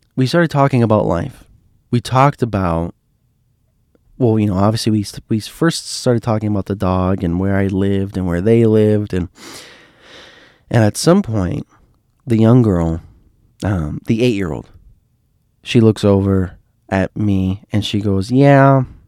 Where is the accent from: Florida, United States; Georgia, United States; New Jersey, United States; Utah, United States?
Florida, United States; Miami; I was from Miami